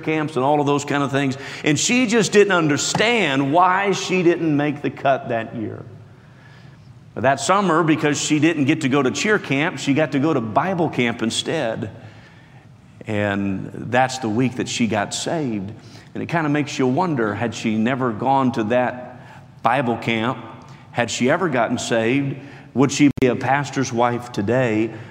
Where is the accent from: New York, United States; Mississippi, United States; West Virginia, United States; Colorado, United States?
West Virginia, United States; born and raised in West Virginia and homeschooled